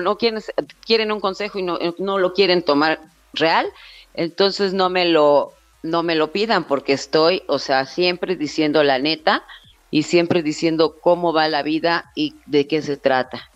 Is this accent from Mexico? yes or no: yes; Mexico